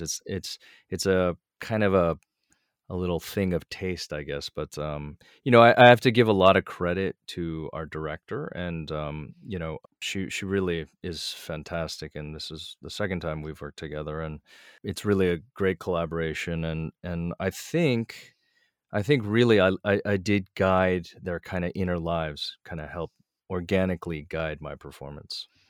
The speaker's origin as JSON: {"language": "English", "region": "East Coast", "country": "United States", "tie": "born or raised there", "said": "I grew up a kinda very East Coast, you know, late twentieth century kind of upbringing"}